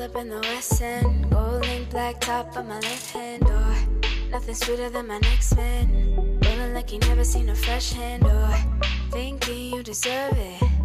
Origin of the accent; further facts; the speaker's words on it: Brampton, Ontario, Canada; moved away as an adult; now in Toronto, Canada; I was born and raised in Brampton.